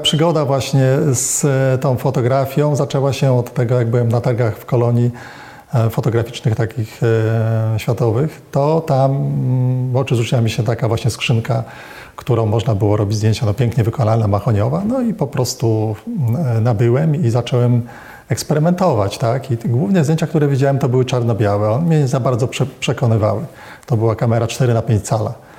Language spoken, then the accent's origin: Polish; Gdynia, Pomeranian Voivodeship, Poland; Ja urodziłem się w Gdyni